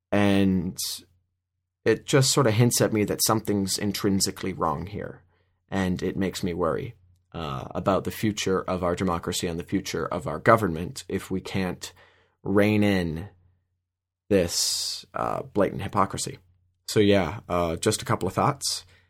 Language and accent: English; Minnesota, United States; I'm from Minnesota